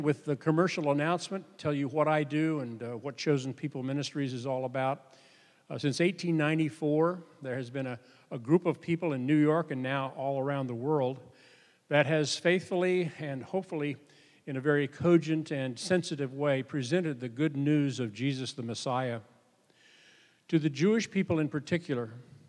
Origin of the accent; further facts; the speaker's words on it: Sweden; Well, we're kinsmen. I'm from Sweden. So, I shouldn't have said that. I should have said I'm Norwegian, right? But I like to tell people that I'm Scandinavian at least, and then that's the good news. The bad news is that I'm Swedish.